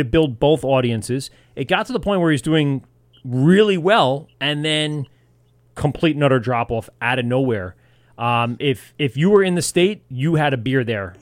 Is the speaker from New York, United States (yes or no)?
yes; Amityville, New York, United States; I grew up in Amityville. I live uh, two towns over